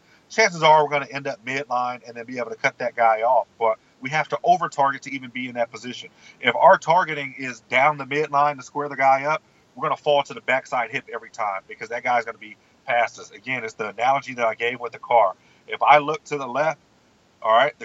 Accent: Southern California, United States; now in Texas, United States; We grew up in Southern California

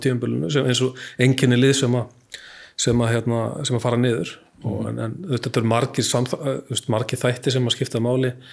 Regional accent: Akranes, Western Region, Iceland; ég bjóð bjó upp á grundum

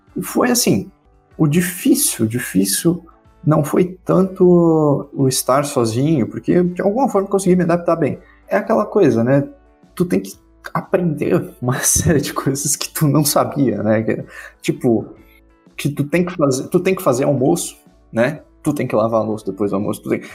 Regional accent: Ascurra, Santa Catarina, Brazil; sou da cidade de Ascurra, Santa Catarina

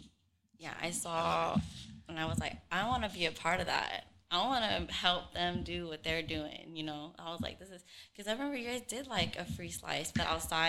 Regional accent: Sacramento, California, United States; from Sacramento, but my family is originally from Vietnam.

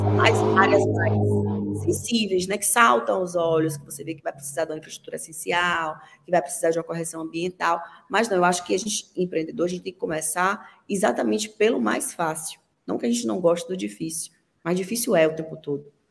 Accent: Brazil; Eu sou brasileira

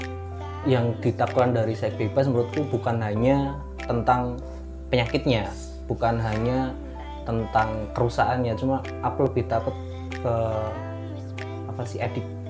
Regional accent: Ponorogo, East Java, Indonesia; aku dari Ponorogo

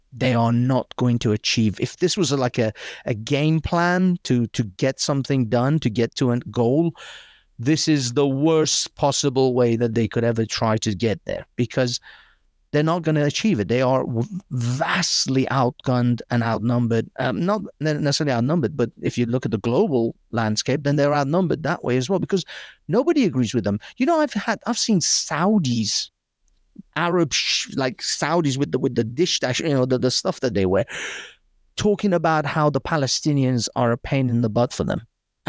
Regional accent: United Kingdom; But either way, yeah, I grew up in Britain. I have a very secular point of view.

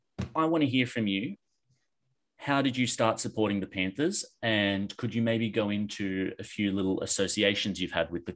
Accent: Penrith, New South Wales, Australia; because I grew up in Penrith.

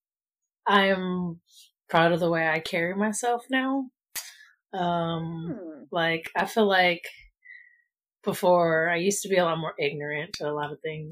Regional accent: Long Beach, California, United States; I'm from Long Beach

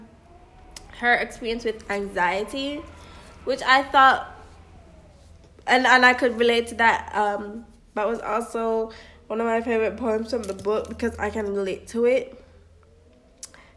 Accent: Jamaica; as a Jamaican

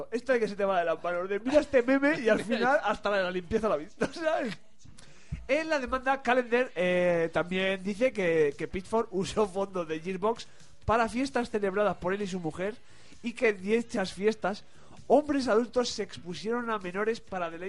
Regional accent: Madrid, Community of Madrid, Spain; porque soy de Villaverde.

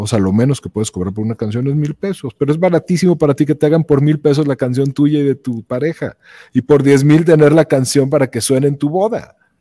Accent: León, Guanajuato, Mexico; also born or lived in Mexico City; yo soy de León, o sea, de aquí, de aquí al Real son cinco horas

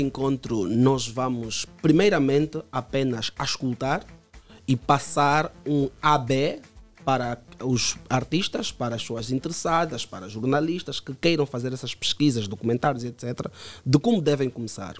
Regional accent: Luanda, Luanda Province, Angola; eu cresci no Cazenga, no Pau Grande, um bairro muito criminalizado

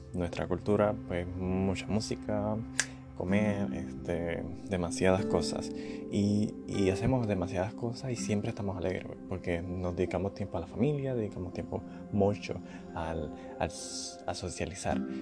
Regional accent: Puerto Rico; now in United States; yo soy de Puerto Rico

